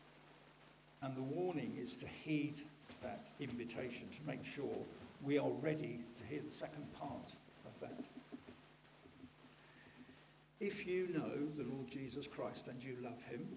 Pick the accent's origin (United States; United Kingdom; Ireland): United Kingdom; we're British